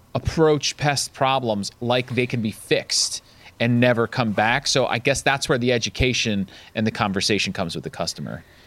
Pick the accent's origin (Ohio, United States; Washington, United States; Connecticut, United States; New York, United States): New York, United States; downstate; I grew up downstate, New York State. So I grew up right outside of Manhattan